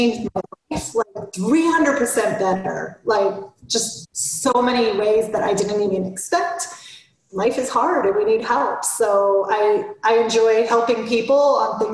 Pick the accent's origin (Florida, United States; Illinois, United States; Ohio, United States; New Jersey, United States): Florida, United States; now in Atlanta, United States; I grew up in Florida